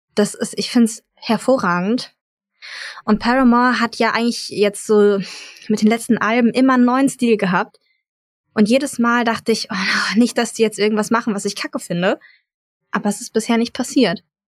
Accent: near Frankfurt, Hesse, Germany; moved away; Ich komme ursprünglich auch aus der Nähe Frankfurt

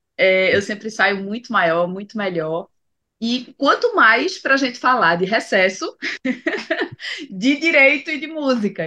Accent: Pernambuco, Brazil; como boa pernambucana eu sou bairrista

